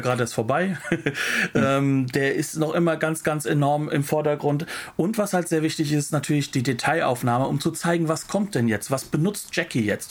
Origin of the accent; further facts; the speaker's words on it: Hesse, Germany; Ich bin Hesse